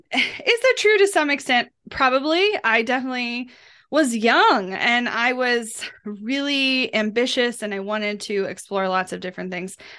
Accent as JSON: {"language": "English", "town": "Kansas City", "region": "Missouri", "country": "United States", "tie": "born or raised there", "said": "I grew up in Kansas City, um, while I lived on the outskirts of the metro, I technically lived in a rural community"}